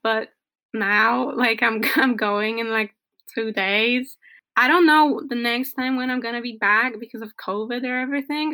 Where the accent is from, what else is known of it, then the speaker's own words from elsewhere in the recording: Poland; I'm from Poland